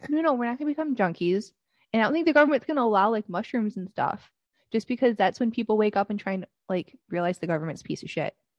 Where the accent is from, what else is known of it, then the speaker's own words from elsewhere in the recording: Michigan, United States; now in Connecticut, United States; I, am from Michigan